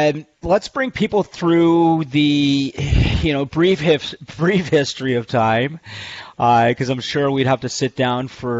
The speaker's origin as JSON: {"language": "English", "country": "Canada", "said": "I'm obviously Canadian"}